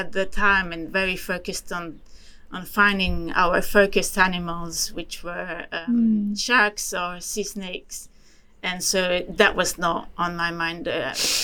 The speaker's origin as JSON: {"language": "English", "country": "Switzerland", "moved": "yes", "said": "I come from Switzerland, you know, which is a landlocked country."}